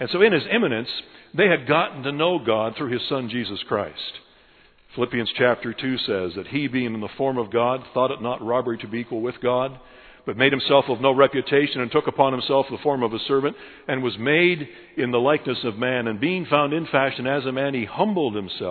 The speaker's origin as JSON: {"language": "English", "country": "United Kingdom", "tie": "born or raised there", "also_born_or_lived": "Virginia", "moved": "yes", "lives_now": "United States", "said": "I was born a British subject."}